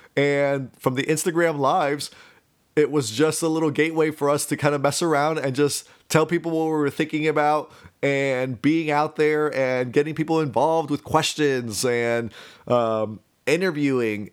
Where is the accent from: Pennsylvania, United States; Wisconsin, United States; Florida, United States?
Florida, United States; Miami; I am a Cuban American, born and raised in Miami